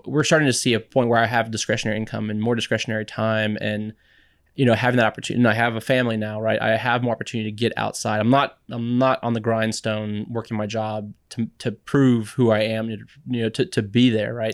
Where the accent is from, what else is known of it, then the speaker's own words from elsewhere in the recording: San Antonio, Texas, United States; also born or lived in Boston; I grew up in San Antonio